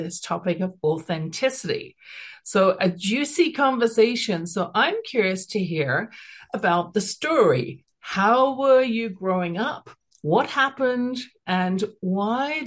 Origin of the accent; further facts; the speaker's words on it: United Kingdom; accent: British; now in Calgary, Canada; I have a British accent, I'm at the base of the Rocky Mountains, living here for the last, almost 40 years